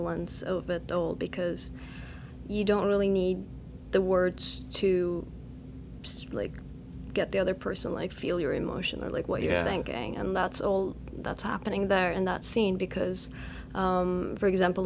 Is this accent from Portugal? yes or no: no; Turkey; moved away as an adult; also born or lived in New York; I'm coming from there. Like, I go to my hometown, like, my parents still live there